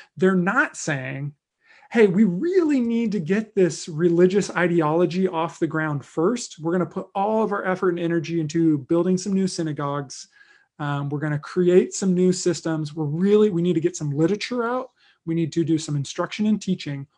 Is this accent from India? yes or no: no; United States; as a white American Christian in twenty twenty